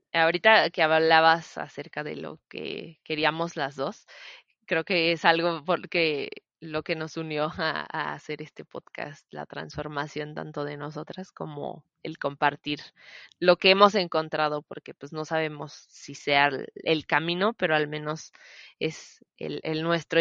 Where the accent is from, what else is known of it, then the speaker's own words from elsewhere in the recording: Celaya, Guanajuato, Mexico; Yo nací aquí en Celaya, soy originaria de Celaya, Guanajuato